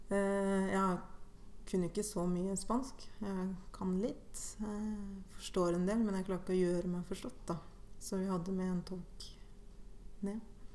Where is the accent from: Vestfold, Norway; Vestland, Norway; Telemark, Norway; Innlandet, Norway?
Innlandet, Norway; Hedmarken; also born or lived in Guatemala; fra en liten skissby ehm, til Hedmarken